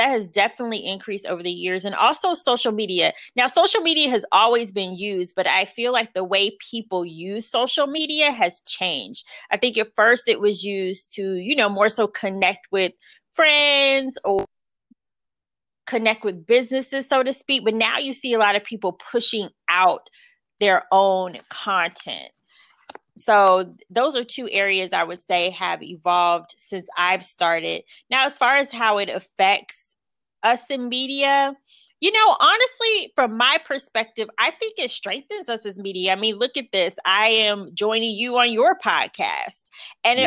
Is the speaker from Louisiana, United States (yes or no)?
no; Jacksonville, Florida, United States; moved away as an adult; now in Washington, D.C., United States; I'm from Jacksonville, Florida, and Jacksonville didn't have a football team for years